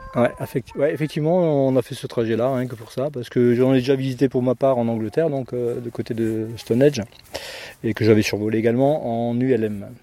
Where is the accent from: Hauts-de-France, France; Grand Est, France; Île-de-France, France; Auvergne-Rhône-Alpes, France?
Grand Est, France; Haguenau; du, Barin, donc moi de Haguenau